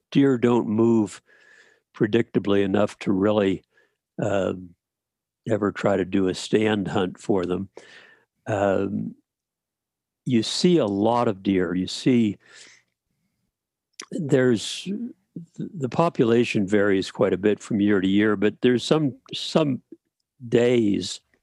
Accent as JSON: {"language": "English", "region": "north central Pennsylvania", "country": "United States", "tie": "born or raised there", "moved": "yes", "lives_now": "Alaska, United States", "said": "I grew up in Pennsylvania, north central Pennsylvania, hunting white-tailed deer."}